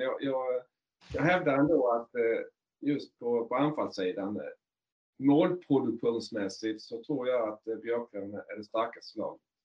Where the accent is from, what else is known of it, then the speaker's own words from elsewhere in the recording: Markaryd, Kronoberg County, Sweden; moved away; jag är ju från Markaryd från början